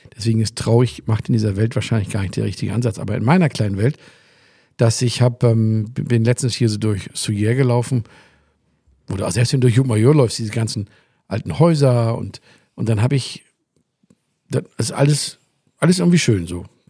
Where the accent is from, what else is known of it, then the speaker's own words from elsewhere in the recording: Hamburg, Germany; moved away; ursprünglich mal aus Hamburg